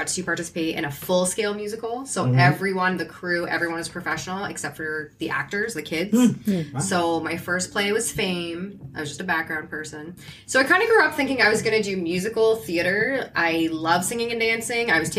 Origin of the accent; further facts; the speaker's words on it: Hamilton, Ontario, Canada; I'm from Hamilton